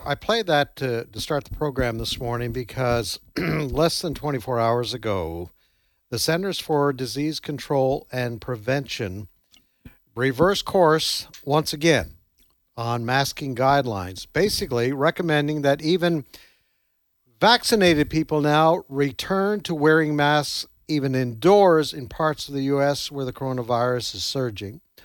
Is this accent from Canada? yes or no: yes; Canada; now in Tupelo, United States; when I was growing up in Canada